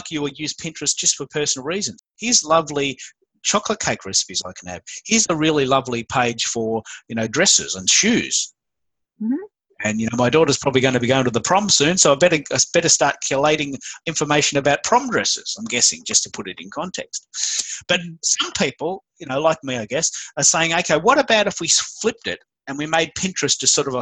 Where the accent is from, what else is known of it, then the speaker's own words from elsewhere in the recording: Australia; accent: Aussie; I'm the Aussie Twitter guy. I speak with an Aussie accent